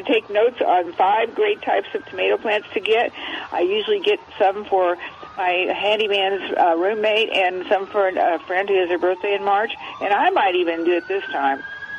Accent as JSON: {"language": "English", "region": "Illinois", "country": "United States", "tie": "born or raised there", "moved": "yes", "said": "I grew up in Illinois"}